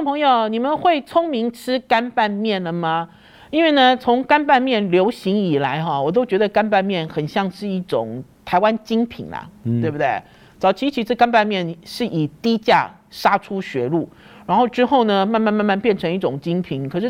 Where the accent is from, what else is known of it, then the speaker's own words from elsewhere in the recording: Shandong, China; 因为对我来讲，我是山东人，我是北方人，我的爸爸呢从小就很爱用三合油。